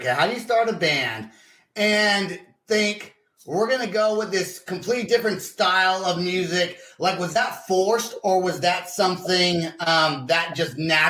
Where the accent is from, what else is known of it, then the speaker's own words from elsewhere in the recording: Vacaville, California, United States; I'm from Vacaville.